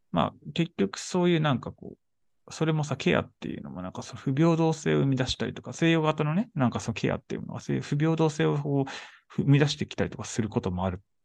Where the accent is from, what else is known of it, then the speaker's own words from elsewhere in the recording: Shizuoka, Japan; moved away; 僕静岡出身